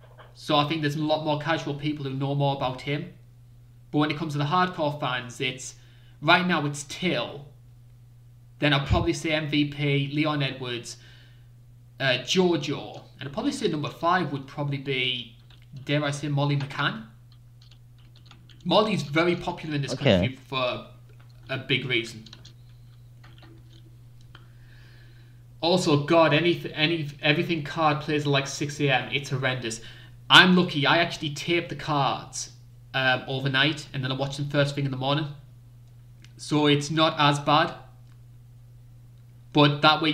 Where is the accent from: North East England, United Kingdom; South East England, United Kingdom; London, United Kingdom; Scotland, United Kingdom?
North East England, United Kingdom; accent: strange British accent from the northeast of England; I am a Brit. It's a strange British accent from the northeast of England.